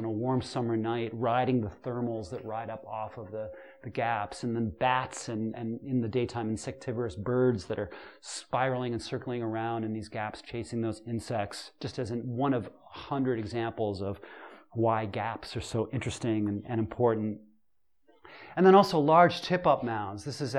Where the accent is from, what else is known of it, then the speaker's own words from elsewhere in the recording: Pacific Northwest, United States; because I came here from the Pacific Northwest, and I'm still connected to a lot of my friends that work in old-growth out west